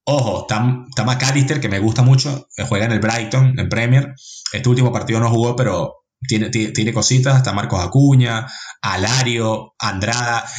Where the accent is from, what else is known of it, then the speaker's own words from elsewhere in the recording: Venezuela; yo soy venezolano